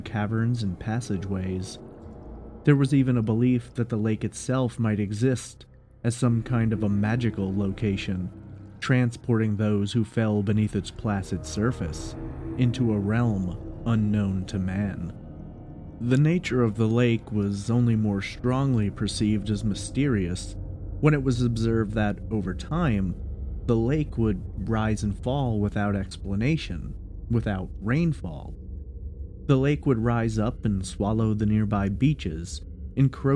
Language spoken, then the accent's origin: English; New York, United States; my home state of New York